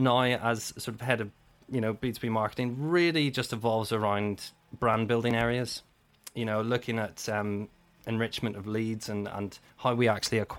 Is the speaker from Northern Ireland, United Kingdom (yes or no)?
yes; Belfast, Northern Ireland, United Kingdom; moved away; also born or lived in Cheltenham; I'm born and raised in Belfast